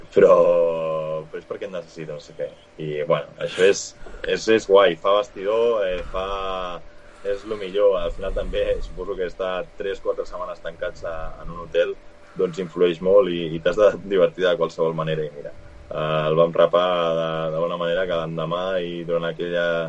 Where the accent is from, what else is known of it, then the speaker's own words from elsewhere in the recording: Vilanova i la Geltrú, Catalonia, Spain; Jo soc de Vilanova